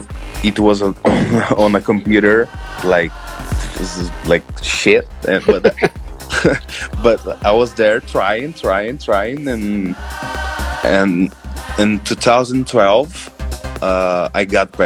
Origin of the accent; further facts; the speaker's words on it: Brazil; I am from Brazil. Yeah. I live in São Paulo.